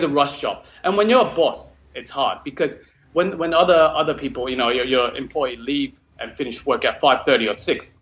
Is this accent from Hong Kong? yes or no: yes; Hong Kong; moved away as an adult; now in Brisbane, Australia; I'm from Hong Kong.